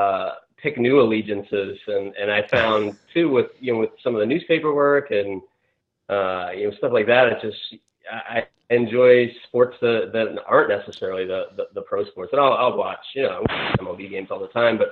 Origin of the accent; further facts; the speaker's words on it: Louisville, Kentucky, United States; moved away as an adult; now in Rhode Island, United States; I grew up in Kentucky originally, and my parents are both from Boston